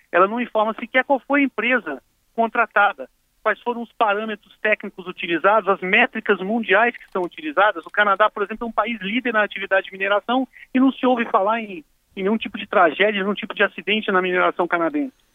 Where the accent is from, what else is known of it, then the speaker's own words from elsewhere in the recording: Espírito Santo, Brazil; Eu sou capixaba, na ocasião eu estava lá